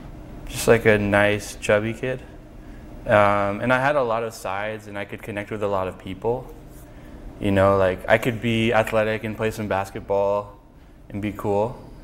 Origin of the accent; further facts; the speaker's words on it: Mountain View, California, United States; I was born in Mountain View.